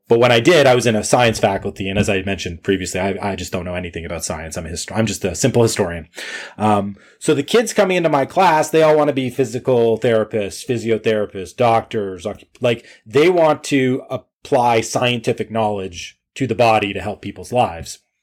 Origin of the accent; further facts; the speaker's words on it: Canada; I'm Canadian